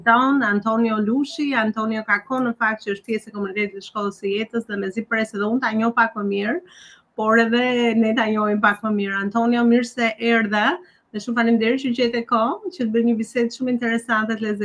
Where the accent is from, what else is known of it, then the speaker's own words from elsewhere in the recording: Bulqizë, Dibër County, Albania; moved away as an adult; also born or lived in Tirana, Albania; now in New York, United States; përveç originës time nga Bulqiza, por dhe Tirana që kam jetuar 15 vjetë për parën se të vija në New York